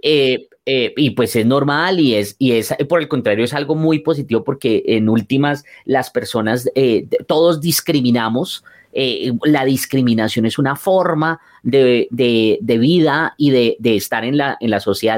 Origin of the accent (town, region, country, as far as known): Colombia